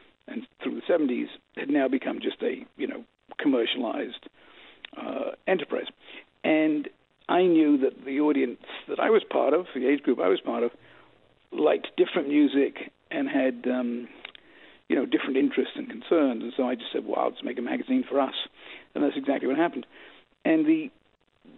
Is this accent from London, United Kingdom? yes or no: yes; London, United Kingdom; also born or lived in New York City, United States; now in United States; I was born in New York City, and I grew up in London, England. And then we moved back to America in 1971, and I've really been here ever since.